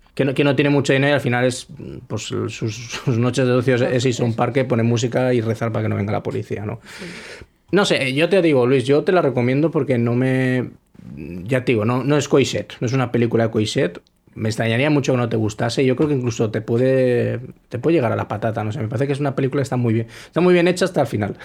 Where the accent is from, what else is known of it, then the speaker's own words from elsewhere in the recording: Spain; soy español